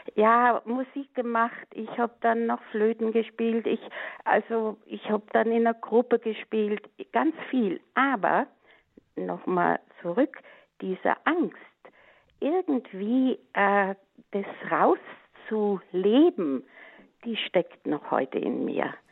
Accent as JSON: {"language": "German", "region": "Westerwald", "country": "Germany", "tie": "born or raised there", "moved": "yes", "lives_now": "Middle Franconia, Germany", "said": "bin ich mit acht Jahren ja in den Kinderchor gegangen, der da bei uns im Westerwald äh, gegründet wurde"}